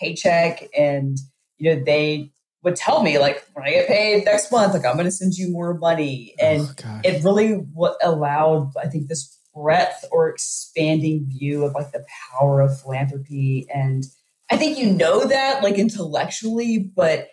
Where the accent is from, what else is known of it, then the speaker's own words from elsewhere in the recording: Uvalde, Texas, United States; I grew up in Uvalde and went to elementary school there as well